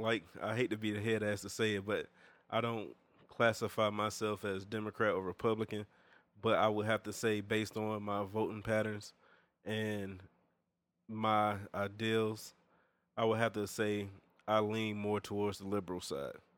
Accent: Augusta, Georgia, United States; my hometown

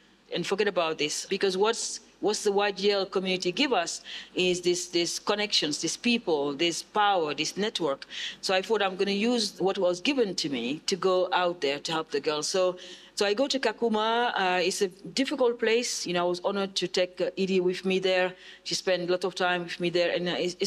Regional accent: Senegal; also born or lived in United Kingdom; now in South East England, United Kingdom; I grew up in Senegal in very tough conditions. Ended up in Europe.

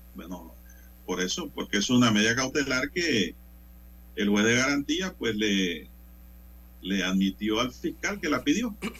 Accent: Panama; como ciudadano, como panameño

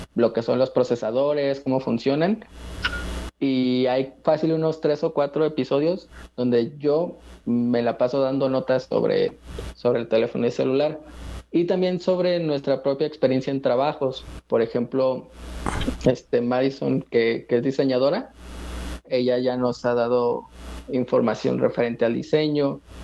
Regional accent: Mexico; also born or lived in Aguascalientes; De México. Yo estoy en Aguascalientes

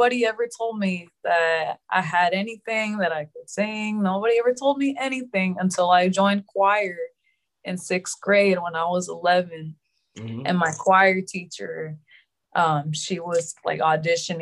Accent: Houston, Texas, United States; also born or lived in Los Angeles, California; technically I was born in LA, but I grew up here in Houston. So I don't remember LA. I was like a baby

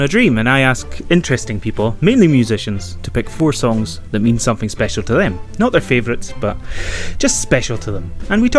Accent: Isle of Skye, Scotland, United Kingdom; I'm from the Isle of Skye.

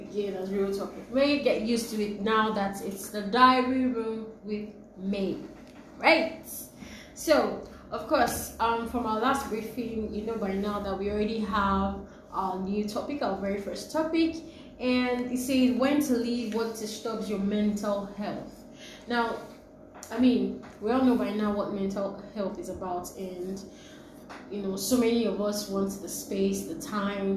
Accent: Nigeria; now in Lagos, Nigeria; I'm a Nigerian.

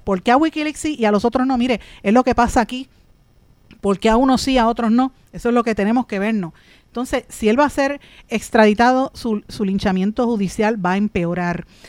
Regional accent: Puerto Rico; la pregunta que usted y yo tenemos que hacernos como puertorriqueños es qué va a pasar con nosotros aquí

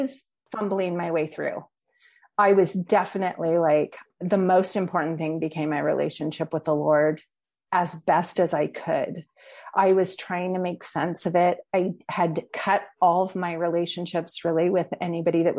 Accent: Washington, United States; moved away as an adult; also born or lived in California; I'm originally from Washington State

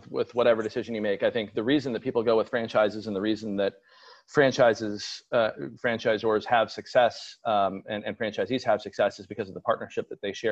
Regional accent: Seattle, Washington, United States; I was born and raised in the Seattle area

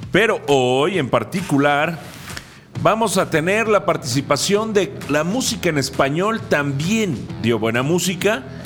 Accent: Mexico; como buenos mexicanos

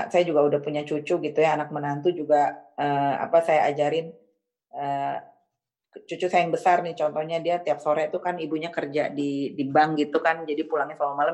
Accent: Padang, West Sumatra, Indonesia; now in Japan; saya sebenarnya orang Padang ya, tapi kadang-kadang konsep orang Jawa tuh benar.

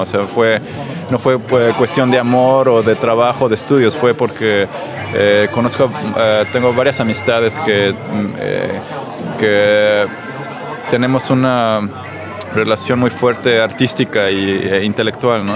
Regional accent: Mexico City, Mexico; moved away as an adult; now in Stockholm, Sweden; soy mexicano de la Ciudad de México y vivo en Estocolmo de hace cinco años

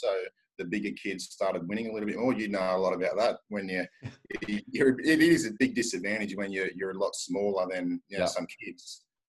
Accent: Gold Coast, Queensland, Australia; growing up on the Gold Coast

